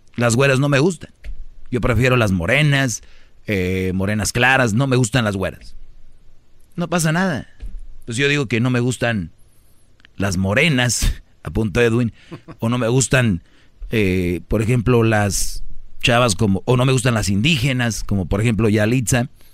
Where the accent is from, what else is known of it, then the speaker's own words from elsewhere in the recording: Nuevo León, Mexico; now in Los Angeles, United States; Nuevo León, de donde yo soy